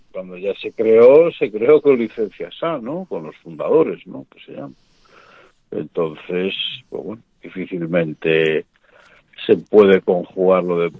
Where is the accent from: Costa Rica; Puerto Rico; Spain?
Spain; todos somos españoles